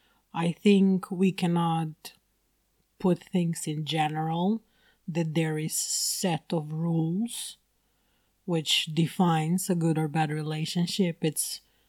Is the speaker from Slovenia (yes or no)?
yes; Slovenia; moved away as an adult; now in China; And I come from Slovenia. And I've been living in China for the past 10 years.